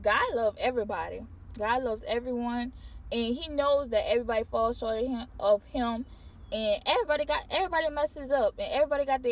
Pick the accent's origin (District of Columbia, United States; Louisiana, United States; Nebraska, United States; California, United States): Louisiana, United States; We're from Louisiana